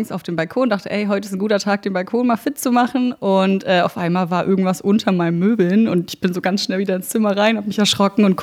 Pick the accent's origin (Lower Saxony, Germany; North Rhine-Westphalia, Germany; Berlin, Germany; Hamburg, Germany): Berlin, Germany; also born or lived in Brandenburg; ich bin in Berlin geboren, das ist richtig, in Tempelhof und dann aber äh, nach Brandenburg gezogen, Rand Berlin, meine Eltern Haus gebaut und ganz süß mit Garten.